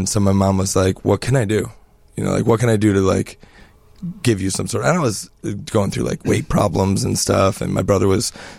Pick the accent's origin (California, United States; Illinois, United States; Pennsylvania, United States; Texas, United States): Illinois, United States; Chicago; moved away as an adult; also born or lived in New York City / Los Angeles / Minnesota / New Jersey; grew up here, you know, playing hockey and getting in trouble